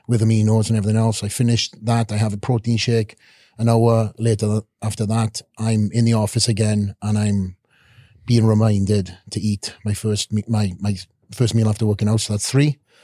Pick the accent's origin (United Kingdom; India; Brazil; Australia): United Kingdom; Wales; moved away as an adult; also born or lived in Boca Raton; now in Las Vegas, United States; coming from a country of Wales